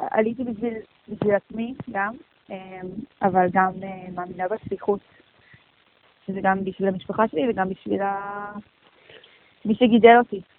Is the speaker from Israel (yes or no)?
no; Los Angeles, California, United States; ואני גדלתי בקהילה מדהימה, אה, בקהילה קונסרבטיבית.